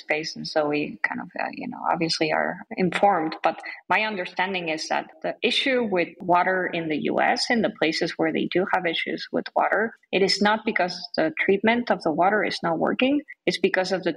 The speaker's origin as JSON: {"language": "English", "region": "Mexico City", "country": "Mexico", "moved": "yes", "lives_now": "United States", "said": "I'm from Mexico City"}